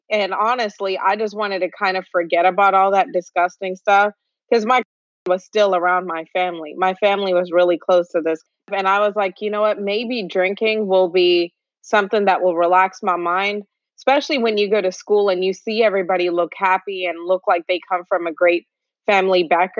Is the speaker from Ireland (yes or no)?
no; India; now in United States; So I was born in India. I also lived in Middle East. I'm from India, of course.